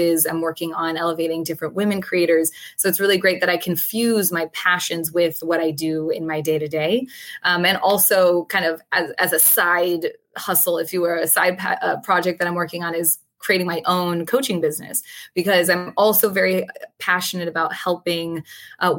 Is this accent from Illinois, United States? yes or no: no; Florida, United States; I grew up in Florida and I was the first person in my family that was born here in the US